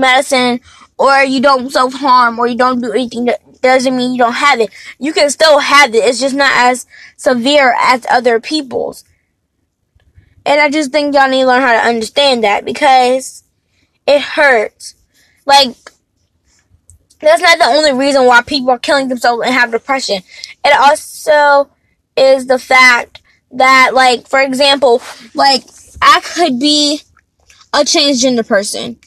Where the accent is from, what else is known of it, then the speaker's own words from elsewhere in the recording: United States; I'm American, but I'm an African American